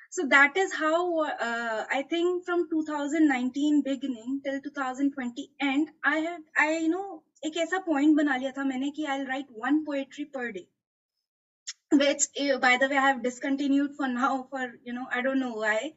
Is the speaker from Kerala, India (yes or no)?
no; Delhi, India; मैं दिल्ली से हूँ